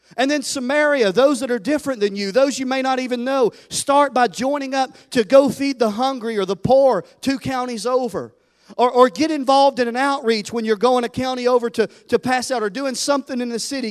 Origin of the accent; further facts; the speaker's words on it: Tennessee, United States; I'm from Tennessee